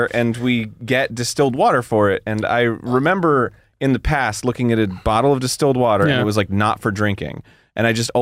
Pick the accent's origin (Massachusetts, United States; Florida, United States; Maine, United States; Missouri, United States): Florida, United States; You can give me shit from being from Florida. I give myself shit from being from Florida